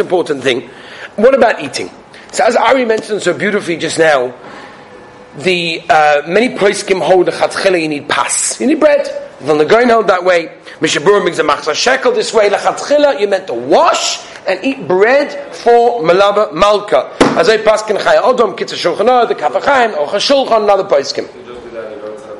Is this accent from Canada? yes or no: no; Australia; I'm Australian, Belgian